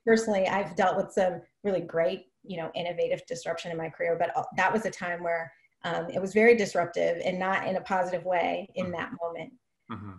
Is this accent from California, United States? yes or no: yes; Oakland, California, United States; I grew up in Oakland